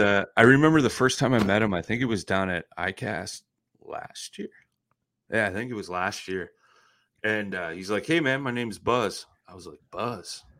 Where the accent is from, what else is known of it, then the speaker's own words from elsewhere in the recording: Midwest, United States; I'm from the Midwest